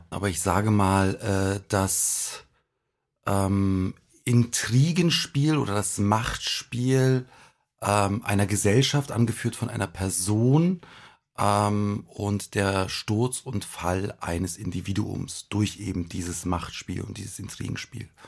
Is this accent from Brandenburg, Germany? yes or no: yes; Königs Wusterhausen, Brandenburg, Germany; born there; Im wunderschönen Brandenburg.